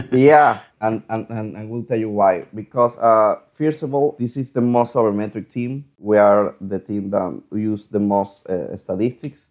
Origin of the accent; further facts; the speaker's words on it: Venezuela; moved away as an adult; now in Mexico; I am from Venezuela